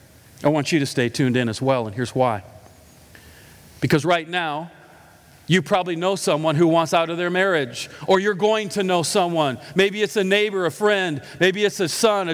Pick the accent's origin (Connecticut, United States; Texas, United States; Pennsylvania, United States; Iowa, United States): Iowa, United States; I'm from Iowa